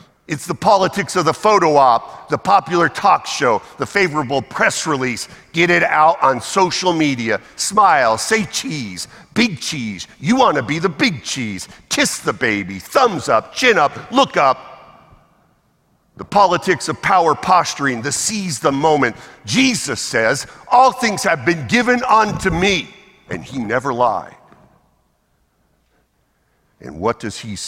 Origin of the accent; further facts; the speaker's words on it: Massachusetts, United States; moved away; also born or lived in the South; I'm American, born in Massachusetts. I'm sorry, I was a Yankee once, forgive me, here in the South